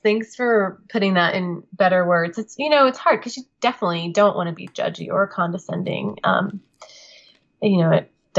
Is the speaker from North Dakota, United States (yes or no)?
no; Kansas, United States; I went to K-State, so okay. Kansas State University. So still in Kansas, but you know, a couple of hours away.